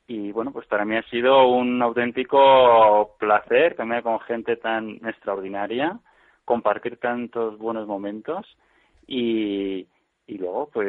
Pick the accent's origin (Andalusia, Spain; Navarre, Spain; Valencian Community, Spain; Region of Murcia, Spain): Navarre, Spain; Pamplona; yo soy de Pamplona, vivo, y trabajo en Pamplona.